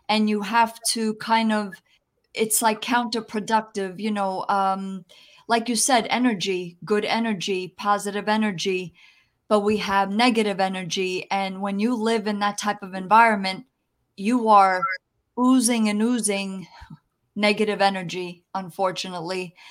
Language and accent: English; New Jersey, United States; first language Italian; English is a second language; also born or lived in New York City; I was born in New York City, actually, but I was raised in New Jersey